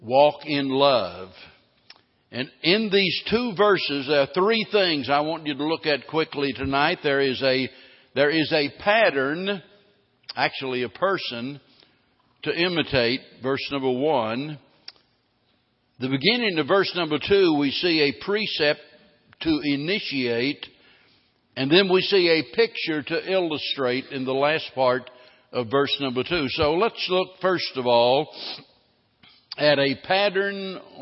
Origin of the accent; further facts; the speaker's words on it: the Ozarks, United States; I was raised in the Ozarks